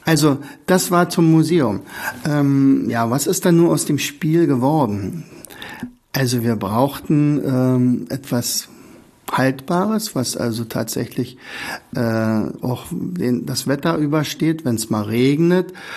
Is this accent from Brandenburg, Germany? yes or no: yes; Oderberg, Brandenburg, Germany; now in Rauen, Germany; ich bin ja gebürtiger Oderberger, bin nach Raun gezogen